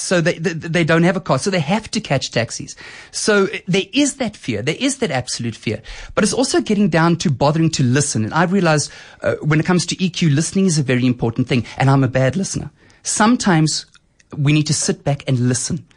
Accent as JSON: {"language": "English", "town": "Boksburg", "region": "Gauteng", "country": "South Africa", "tie": "born or raised there", "also_born_or_lived": "Germiston", "said": "So I grew up in Boksburg and Germiston"}